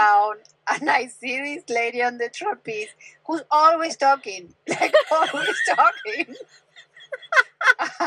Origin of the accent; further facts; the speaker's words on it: Argentina; English is a second language; moved away as an adult; from Argentina. I spent 29 years of my life in Argentina and the rest here, so I've been here for 22